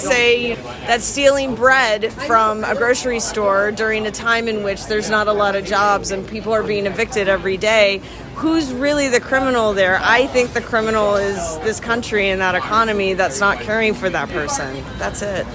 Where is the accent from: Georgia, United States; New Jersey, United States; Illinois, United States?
Georgia, United States; Atlanta; also born or lived in Nashville, Tennessee; I was born in Atlanta, Georgia. I grew up between Atlanta and Nashville, Tennessee.